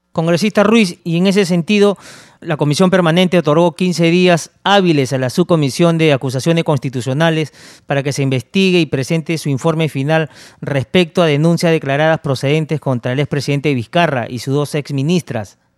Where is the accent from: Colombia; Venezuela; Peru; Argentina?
Peru; Somos peruanos